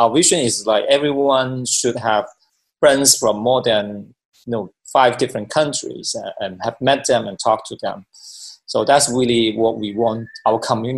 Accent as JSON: {"language": "English", "country": "Hong Kong", "tie": "born or raised there", "also_born_or_lived": "China / United States / Japan / Korea", "moved": "as an adult", "said": "I was born in China, then I grew up in Hong Kong, and I went to the United States for my studies, and I live in different countries, including Japan and Korea as well"}